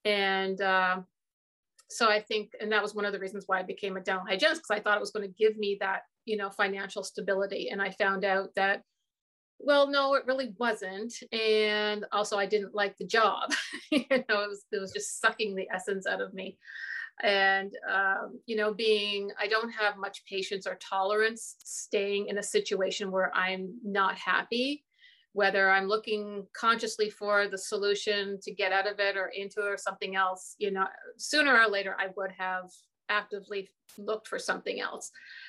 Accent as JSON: {"language": "English", "region": "Newfoundland and Labrador", "country": "Canada", "tie": "born or raised there", "also_born_or_lived": "Ontario", "moved": "yes", "said": "here in Canada, we have a province, Newfoundland and Labrador. Okay. And when I tell people I was born and raised in Newfoundland, they're just like, well, you don't have a Newfoundland accent. And that's because when I came to the mainland, that's what we call Ontario."}